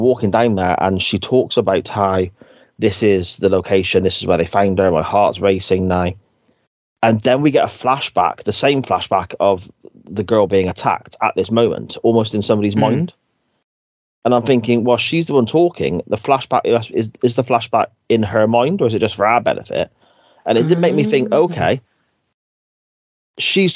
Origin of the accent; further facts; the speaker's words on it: Gloucester, South West England, United Kingdom; I am from Gloucester